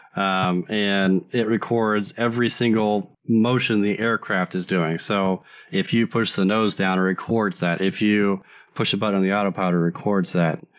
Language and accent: English; United States